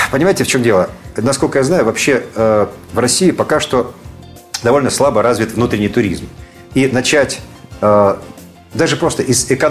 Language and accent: Russian; Crimea, Ukraine; born there; потому что я человек вообще южный, я родился в Крыму